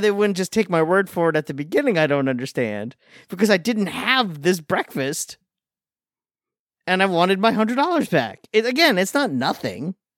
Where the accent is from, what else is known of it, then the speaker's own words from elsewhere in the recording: Long Island, New York, United States; I'm from Long Island